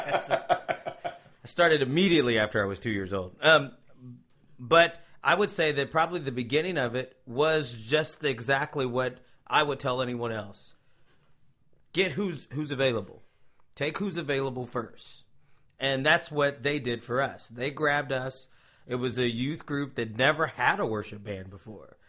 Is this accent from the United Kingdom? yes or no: no; Cincinnati, Ohio, United States; moved away as an adult; now in Tulsa, United States; I am originally from Cincinnati, Ohio, um, the great state of Ohio. Um, moved to Tulsa, Oklahoma, around two thousand